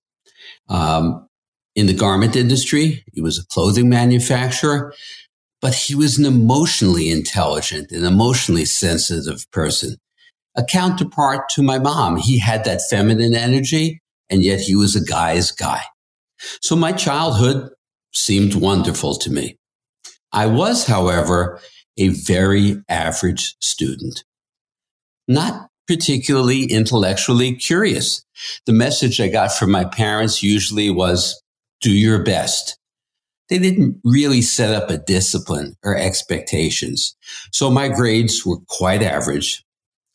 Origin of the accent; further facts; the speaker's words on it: New York City, New York, United States; I grew up in Queens in the 1950s.